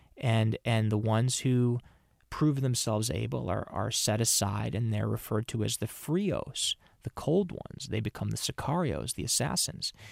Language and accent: English; Minnesota, United States; I'm from Minnesota.